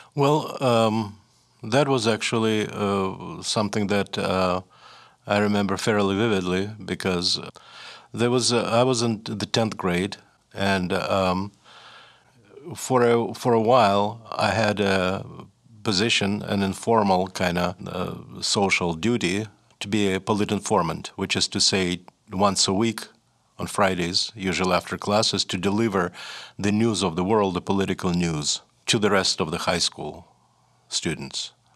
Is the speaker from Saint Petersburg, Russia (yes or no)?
yes; Saint Petersburg, Russia; first language Russian; English is a second language; moved away as an adult; also born or lived in New Hampshire, United States; now in Montreal, Canada; I just had a normal, ordinary, reasonably happy Soviet childhood